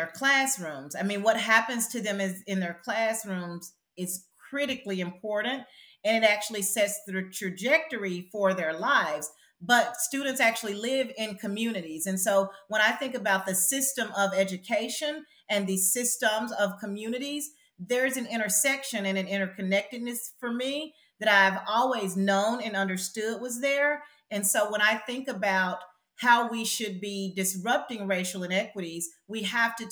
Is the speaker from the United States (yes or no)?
yes; the South, United States; I identify as a Black woman from the South who grew up extremely poor